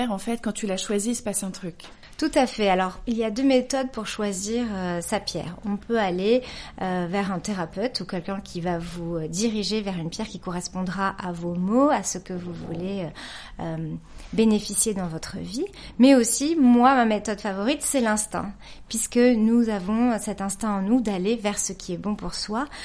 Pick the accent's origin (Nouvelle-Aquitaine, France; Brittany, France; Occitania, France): Nouvelle-Aquitaine, France; j'ai grandi aussi au Pays Basque, que tu connais bien.